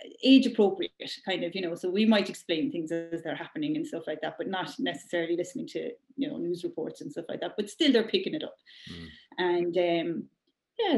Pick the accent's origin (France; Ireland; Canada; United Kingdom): Ireland; we're Irish